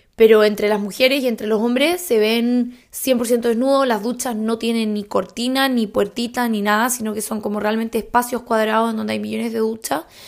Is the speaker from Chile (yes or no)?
yes; Chile; moved away; como buena chilena